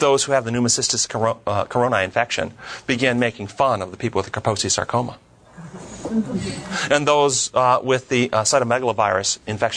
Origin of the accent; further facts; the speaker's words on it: United States; when I was raised here in America